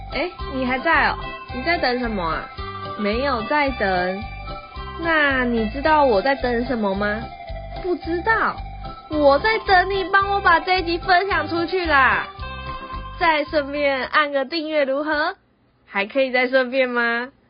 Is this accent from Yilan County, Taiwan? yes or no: yes; Yilan County, Taiwan; 因为我是宜兰人，所以我从小其实就，呃，跟着自己的父亲，哦，跟着自己的阿公，就是在这个庙拜拜